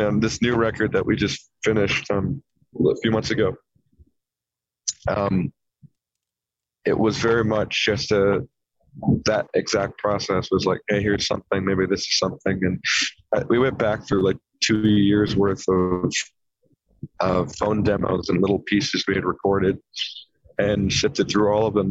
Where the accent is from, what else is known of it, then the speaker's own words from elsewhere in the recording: Orange County, California, United States; we're four guys from Orange County, California. We live 15 minutes from Disneyland